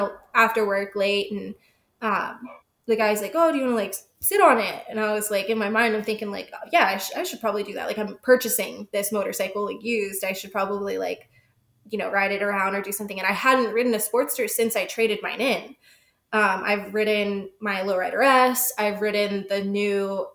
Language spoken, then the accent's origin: English; Georgia, United States; now in California, United States; I'm from Georgia. I'm from the East Coast